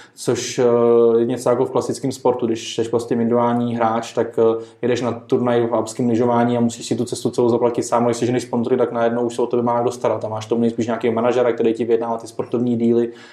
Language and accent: Czech; Czechia; My jsme jako Češi